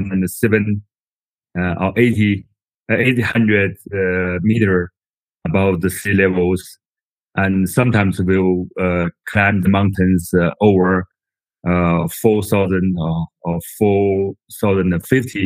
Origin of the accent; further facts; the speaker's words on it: Tianjin, China; also born or lived in Beijing; I'm from Tianjin, a city very close to Beijing.